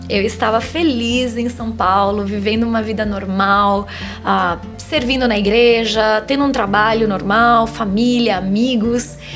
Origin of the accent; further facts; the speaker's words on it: Spain; moved away as an adult; now in Brazil; Eu cresci na Espanha, eu morei lá 15 anos da minha vida, eu fiquei dos 6 aos 24.